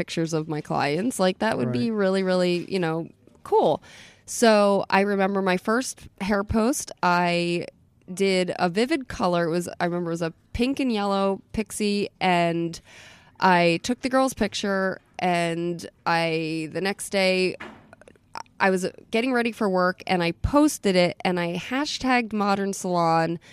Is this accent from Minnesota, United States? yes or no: no; Atlantic City, New Jersey, United States; also born or lived in Munich; now in Philadelphia, United States; I'm from Atlantic City. I grew up in Atlantic City